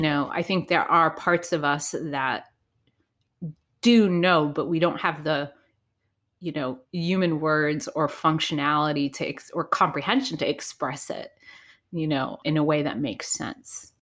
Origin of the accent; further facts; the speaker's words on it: Providence, Rhode Island, United States; I grew up in Providence, Rhode Island